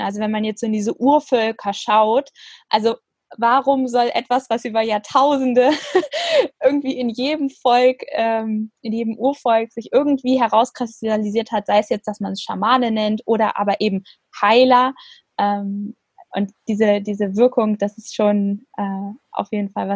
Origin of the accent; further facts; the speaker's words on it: Frankfurt, Hesse, Germany; meiner Geburtsstadt Frankfurt